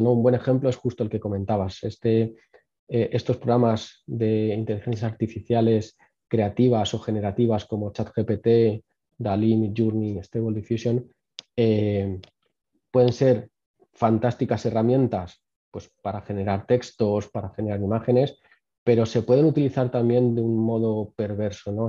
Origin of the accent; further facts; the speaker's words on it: Spain; No somos un país donde se invierta mucho en innovación, donde se invierta mucho en investigación. Eh, España no ha sido tradicionalmente un país de investigación.